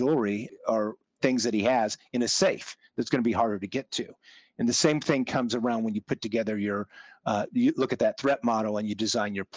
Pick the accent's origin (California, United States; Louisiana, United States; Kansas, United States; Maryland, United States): Kansas, United States; I grew up in Kansas